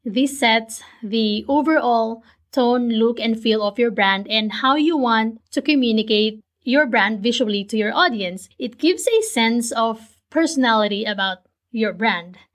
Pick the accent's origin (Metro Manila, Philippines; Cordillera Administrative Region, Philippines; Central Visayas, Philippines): Metro Manila, Philippines; Manila; born or raised there; now in United States